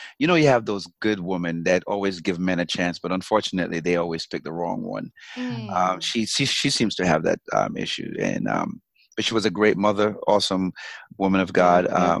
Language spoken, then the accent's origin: English; Jamaica; accent: Jamaican; moved away; And I kind of lost my Jamaican accent a little bit.